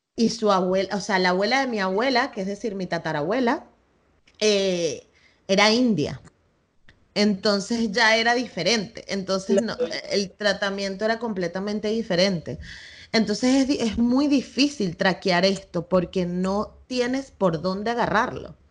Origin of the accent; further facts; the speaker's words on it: Venezuela; now in Spain; yo crecí bailando tambores y en Venezuela